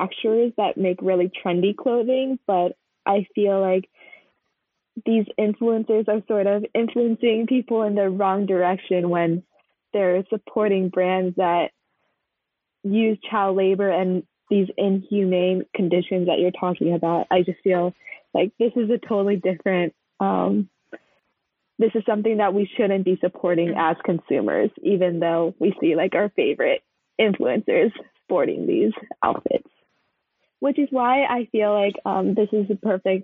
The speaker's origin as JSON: {"language": "English", "region": "California", "country": "United States", "said": "I'm from California"}